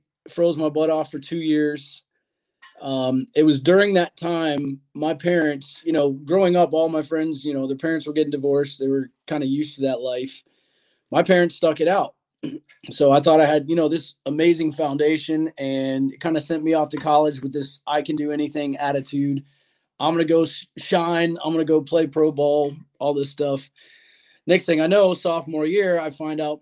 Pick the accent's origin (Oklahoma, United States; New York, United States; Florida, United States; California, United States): Florida, United States; born and raised here in Florida.